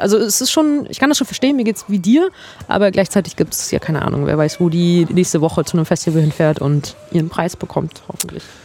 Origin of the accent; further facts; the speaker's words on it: Mecklenburg-Vorpommern, Germany; als Mecklenburgerin